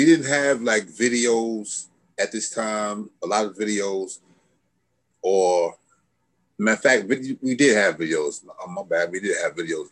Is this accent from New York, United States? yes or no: yes; Hempstead, New York, United States; I'm from Long Island